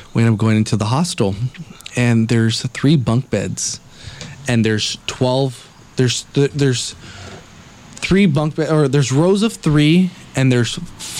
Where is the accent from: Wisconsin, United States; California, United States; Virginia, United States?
California, United States; Los Angeles; two fucking people from L.A.